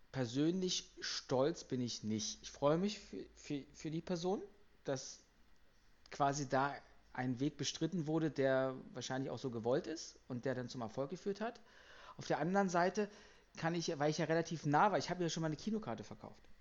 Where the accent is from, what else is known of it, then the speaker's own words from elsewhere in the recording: Kiel, Schleswig-Holstein, Germany; Als Kieler bin ich aber auch nicht, äh, dürfte ich auch nicht unnötig sein, weil Halbfinale ist Halbfinale für so einen Kieler Verein.